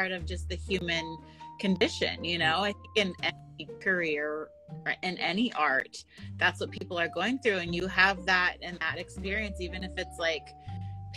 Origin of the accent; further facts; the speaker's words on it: Sonoma, California, United States; I'm from Sonoma